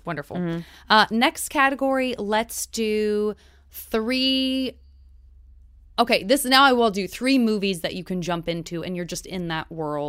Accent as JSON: {"language": "English", "region": "Arizona", "country": "United States", "tie": "born or raised there"}